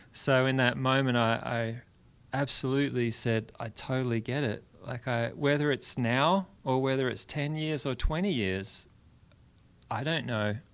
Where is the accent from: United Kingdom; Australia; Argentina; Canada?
Australia; Perth, Western Australia; moved away as an adult; now in Brentwood, Tennessee, United States; I'm from Western Australia.